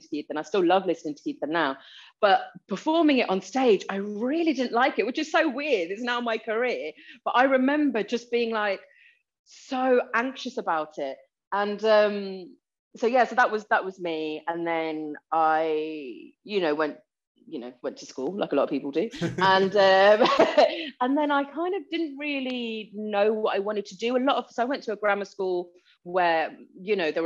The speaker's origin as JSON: {"language": "English", "town": "Gravesend", "region": "South East England", "country": "United Kingdom", "tie": "born or raised there", "also_born_or_lived": "Leeds", "said": "I was born in Leeds and then moved down south to Gravesend when I was about four. So that's why I don't have the accent."}